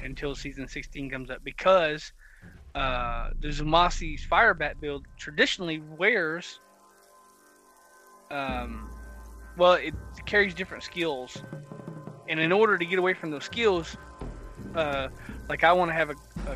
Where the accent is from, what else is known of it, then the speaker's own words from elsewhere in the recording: the South, United States; I'm from the South